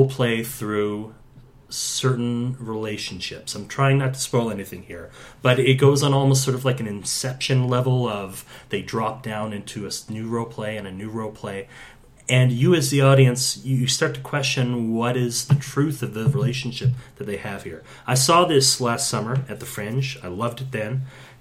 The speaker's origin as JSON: {"language": "English", "region": "Ontario", "country": "Canada", "tie": "born or raised there", "said": "I grew up in Ontario, but my entire extended family lives in St. John's."}